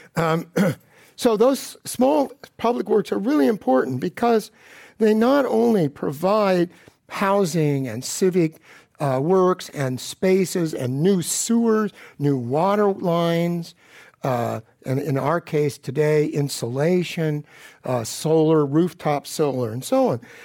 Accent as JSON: {"language": "English", "town": "Palo Alto", "region": "California", "country": "United States", "tie": "born or raised there", "said": "I grew up in Palo Alto, the Gilded Ghetto"}